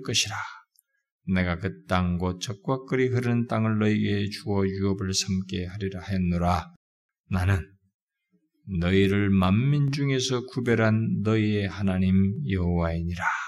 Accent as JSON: {"language": "Korean", "country": "South Korea"}